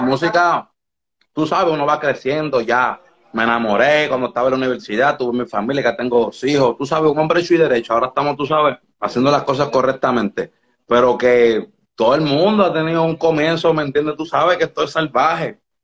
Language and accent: Spanish; Puerto Rico; also born or lived in Las Palmas de Herrera, Dominican Republic; me mudé a Puerto Rico a ah, bien temprana edad